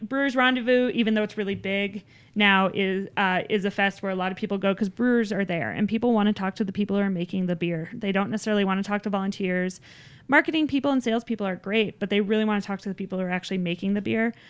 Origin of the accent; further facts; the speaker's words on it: Littleton, Colorado, United States; I grew up down in Littleton